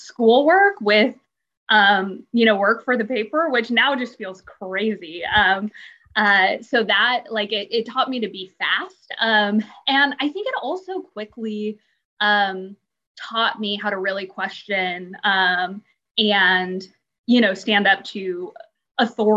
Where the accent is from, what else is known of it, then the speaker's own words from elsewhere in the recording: Portland, Oregon, United States; moved away as an adult; now in Tampa Bay, United States; I'm from Portland, Oregon